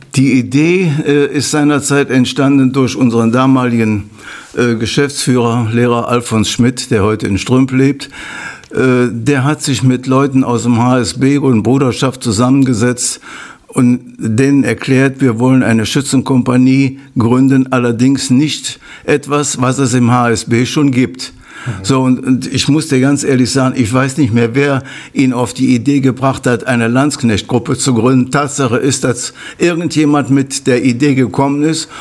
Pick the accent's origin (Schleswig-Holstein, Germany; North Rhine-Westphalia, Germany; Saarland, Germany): North Rhine-Westphalia, Germany; Meerbusch; Ur-Ostrater bin, kenne ich sehr viele Leute